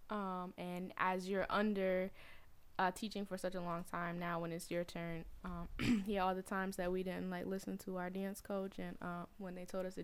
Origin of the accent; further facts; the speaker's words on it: Atlanta, Georgia, United States; now in Connecticut, United States; Um, what else? I'm from Atlanta. I'm an army brat. I was an army brat for 20 years, so we moved around to different places, and now I'm